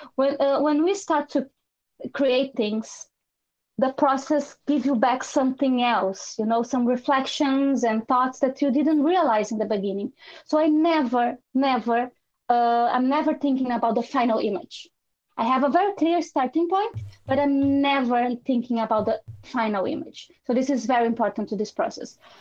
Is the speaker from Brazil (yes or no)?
yes; Brazil; also born or lived in Ireland / London / Italy; now in Portugal; I'm from Brazil